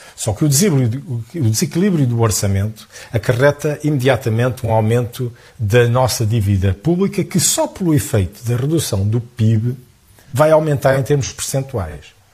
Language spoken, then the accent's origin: Portuguese; Portugal